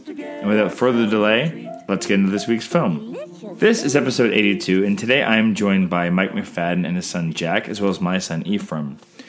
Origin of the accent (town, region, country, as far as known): Canada